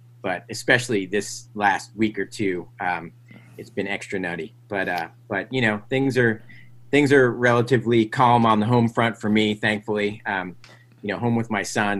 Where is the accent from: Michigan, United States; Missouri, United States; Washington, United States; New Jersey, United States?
New Jersey, United States; Metuchen; also born or lived in Edison, New Jersey; I grew up in, you know, middle class to upper middle class suburb in New Jersey